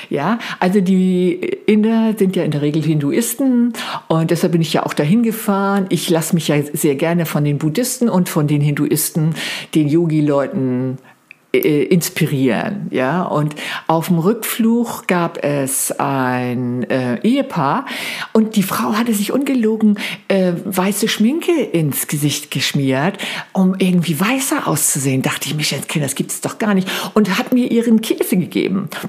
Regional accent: Flensburg, Schleswig-Holstein, Germany; über meine Heimat natürlich, über Flensburg, Stenderup, zurück nach äh, Berlin wollte.

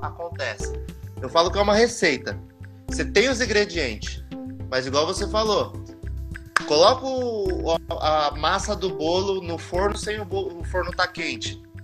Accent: Mogi das Cruzes, São Paulo, Brazil; Eu sou de Mogi das Cruzes

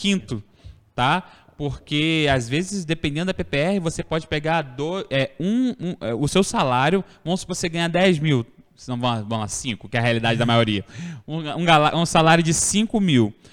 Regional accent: Cordeiro, Rio de Janeiro, Brazil; also born or lived in Italva; Eu, por exemplo, nascido, sou nascido em Italva, criado em Cordeiro

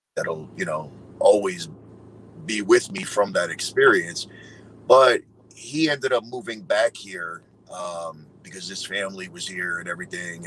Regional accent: New York, United States; I'm from New York

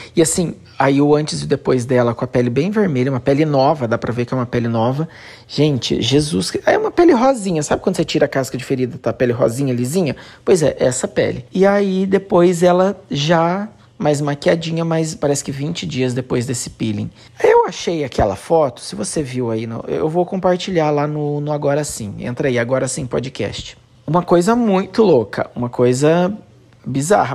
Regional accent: Santo Antônio da Platina, Paraná, Brazil; moved away; lá no meu país, em Santo Antônio da Platina

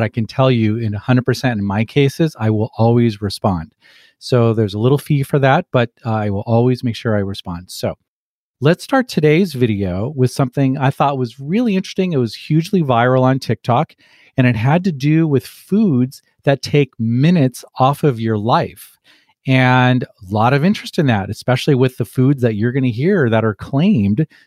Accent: Los Angeles, California, United States; moved away as an adult; also born or lived in Scotland / Dartmouth / St. Louis / Kansas City; being a kid growing up in Los Angeles

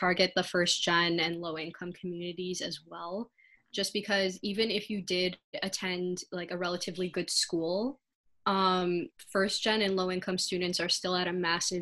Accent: Rochester, Michigan, United States; I grew up in the suburbs. It's actually a suburb about an hour or so out of Detroit

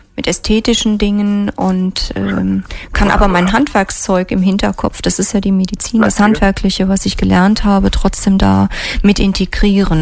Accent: near Trier, Rhineland-Palatinate, Germany; moved away as an adult; also born or lived in Mainz / Fulda / Rhein-Main area; ich bin aufgewachsen in der Nähe von Trier

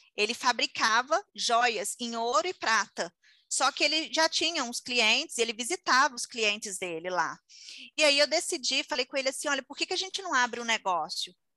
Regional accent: Conselheiro Lafaiete, Minas Gerais, Brazil; also born or lived in United States; eu sou de Conselheiro Lafayette, Minas Gerais

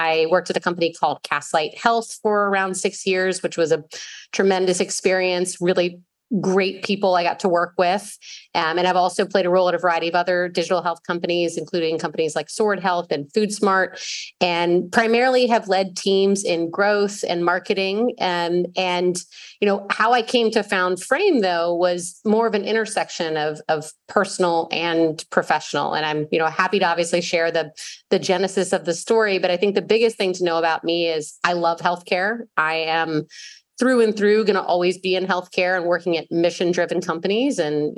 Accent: the South, United States; accent: Southern; As much as I feel like my Southern accent has gone away, there's certain words and then certain times, like when I talk to my mother on the phone.

